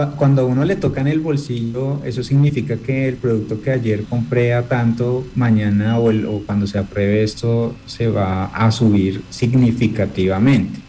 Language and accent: Spanish; Colombia; como colombianos